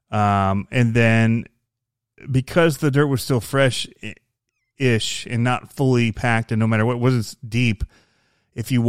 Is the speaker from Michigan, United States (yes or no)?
yes; Michigan, United States; I came from Michigan.